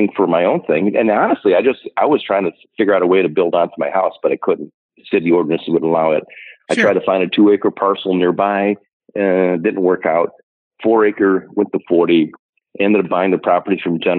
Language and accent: English; Ohio, United States; moved away as an adult; now in Minnesota, United States; I grew up in Ohio